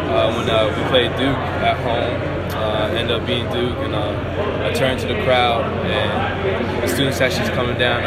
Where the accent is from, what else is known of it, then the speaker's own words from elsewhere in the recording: Canada; I am also Canadian